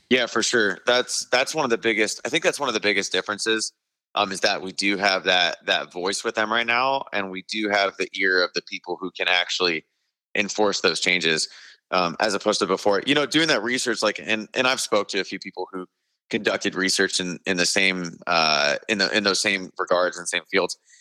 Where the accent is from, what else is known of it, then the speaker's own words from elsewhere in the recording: Arizona, United States; I'm from Arizona, So being from Arizona